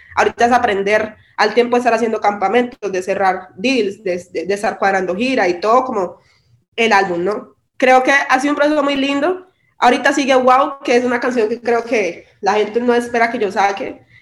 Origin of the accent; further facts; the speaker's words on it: Quibdó, Chocó, Colombia; now in Medellín, Colombia; mi, raíz y mi hogar es en Quibdó